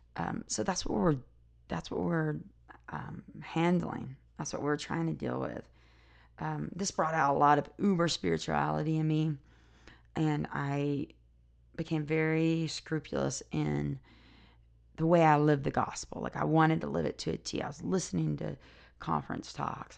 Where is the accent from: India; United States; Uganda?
United States; South Carolina; now in Utah, United States; I live in Utah now, but I grew up in South Carolina.